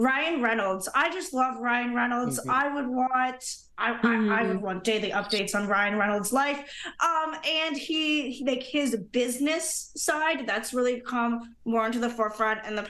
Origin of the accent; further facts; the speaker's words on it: Brantford, Ontario, Canada; My Hometown, Brantford, Ontario